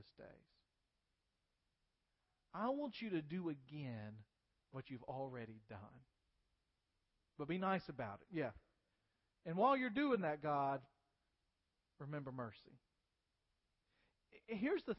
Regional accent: United States; as American believers

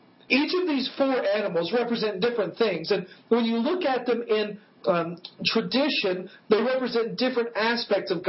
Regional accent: West Tennessee, United States; I grew up in West Tennessee, at a place called Wheelfoot Lake.

